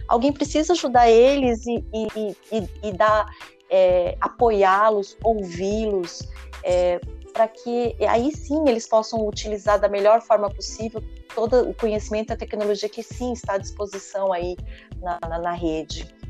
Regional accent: São Paulo, Brazil; eu sou aqui da Zona Sul, sou da periferia, e nascida e criada aqui

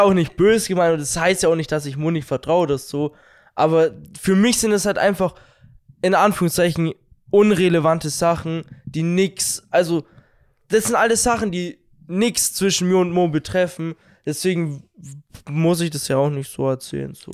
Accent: Bavaria, Germany; dass wir aus Bayern kommen

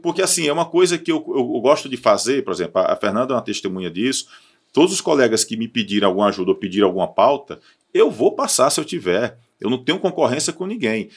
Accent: Barbalha, Ceará, Brazil; eu sou de Barbalha

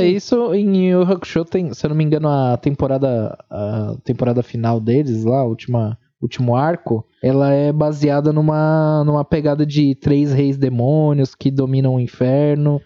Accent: São Paulo, Brazil; eu sou de São Paulo

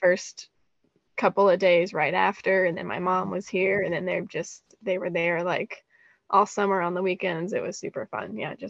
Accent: Goodlettsville, Tennessee, United States; moved away as an adult; also born or lived in Seattle; We grew up in Goodlettsville.

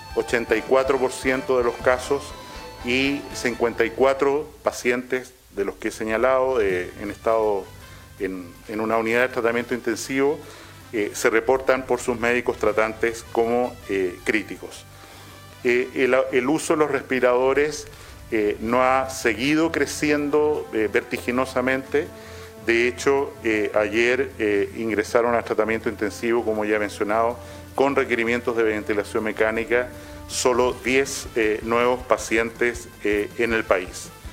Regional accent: Chile; como chilenos y chilenas que somos

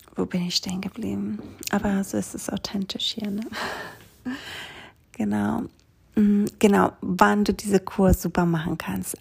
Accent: Greece; moved away; Ich bin dann Mitte Mai mit meinen Kindern zurückgewandert nach Griechenland auf der kleinen Insel, wo ich aufgewachsen bin.

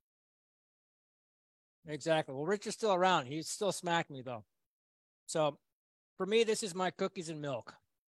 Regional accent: United States; being an American, raised in America

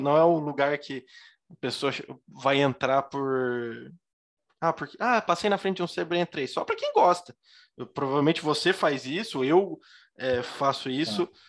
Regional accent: Joinville, Santa Catarina, Brazil; como eu sou aqui de Joinville, eu sou aqui do Iririú

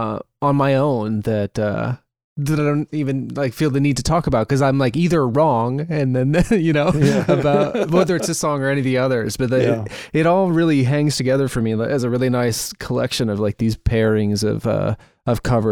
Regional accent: Rittman, Ohio, United States; the town of Rittman, where we're all from, is very small.

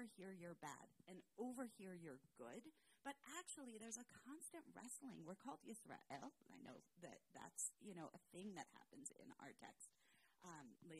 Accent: Los Angeles, California, United States; I grew up in Los Angeles

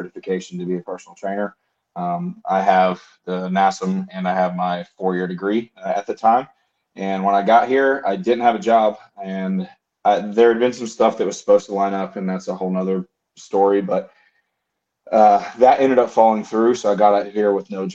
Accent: North Carolina, United States; moved away as an adult; now in Texas, United States; I was born and raised in North Carolina and lived there for the strong majority of my life

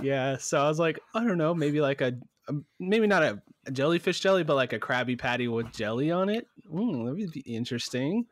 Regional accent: United States; I'm American

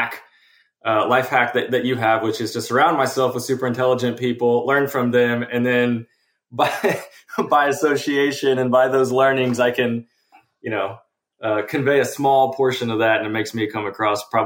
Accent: Texas Hill Country, United States; also born or lived in Austin, Texas; I grew up in the Texas Hill Country, you know, hunting my own animals

